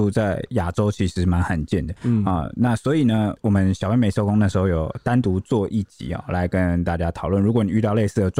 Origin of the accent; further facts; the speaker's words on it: Taiwan; 我们台湾人